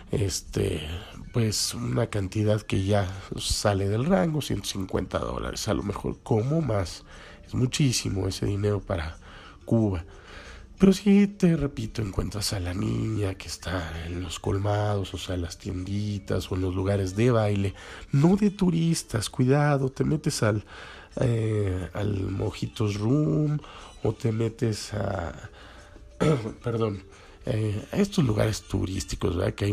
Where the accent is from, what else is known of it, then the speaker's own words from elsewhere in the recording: Mexico; nosotros no estamos acostumbrados como eh, como mexicanos, pues